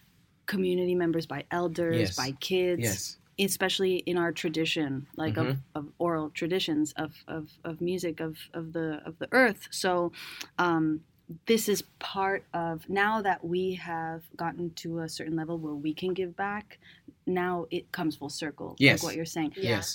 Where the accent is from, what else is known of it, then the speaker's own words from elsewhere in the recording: Venezuela; also born or lived in Cambridge, United States; send me back to Venezuela, because I moved out of there when I was around 6, 7 to the States again. I was born in Cambridge in Boston because my mom wanted citizenship.